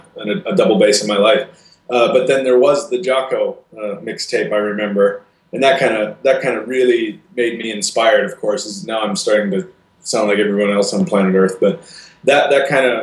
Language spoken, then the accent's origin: English; Ellsworth, Wisconsin, United States; moved away; I grew up in Ellsworth, Wisconsin, and it's actually only about 45 minutes east of Minneapolis, St. Paul, on the other side of the Mississippi River.